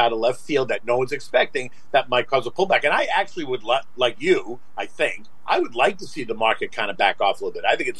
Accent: Boston, Massachusetts, United States; moved away as an adult; now in Florida, United States; I grew up in Boston, so for me this is kind of home

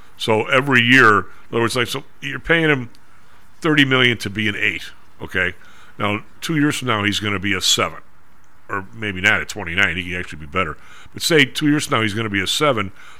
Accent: Chicago, Illinois, United States; I was coming from the South Side

